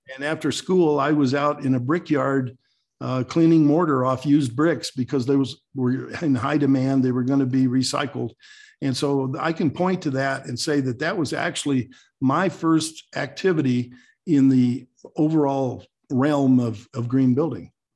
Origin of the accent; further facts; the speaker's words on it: New Mexico, United States; moved away as an adult; now in Colorado, United States; I was born in New Mexico and raised down there